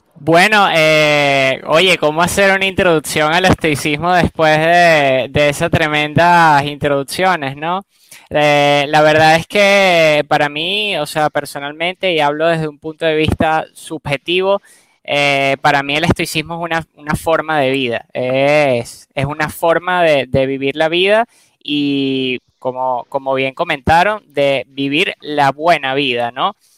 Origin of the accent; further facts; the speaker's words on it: Venezuela; yo nací obviamente en Venezuela